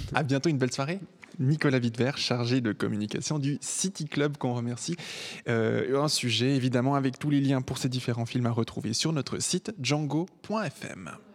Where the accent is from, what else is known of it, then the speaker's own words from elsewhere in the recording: Switzerland; ici, chez nous en Suisse